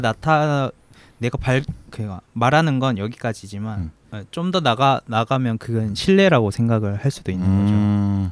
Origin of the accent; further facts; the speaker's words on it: South Korea; 제가 지금 한국 사람이고